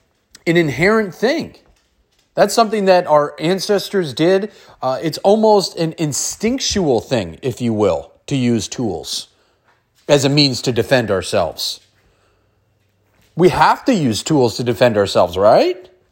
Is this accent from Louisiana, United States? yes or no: no; San Francisco, California, United States; I grew up in San Francisco on 9th and Market, on inner city, in the inner city, in the Tenderloin.